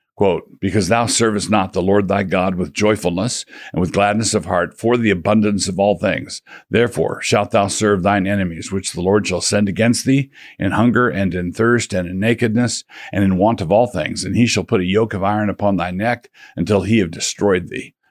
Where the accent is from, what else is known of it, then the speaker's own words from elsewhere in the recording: United States; as American Christians